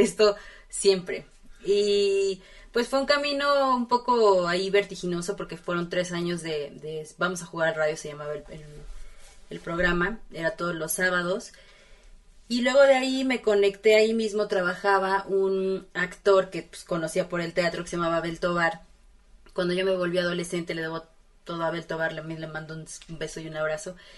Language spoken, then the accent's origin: Spanish; Puebla, Mexico; now in Mexico City, Mexico; crecí en Puebla